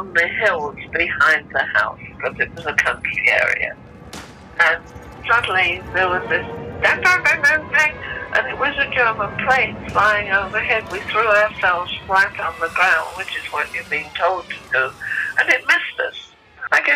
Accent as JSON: {"language": "English", "country": "United Kingdom", "moved": "yes", "lives_now": "Oshawa, Canada", "said": "I come from Milford in Essex in the east end of London."}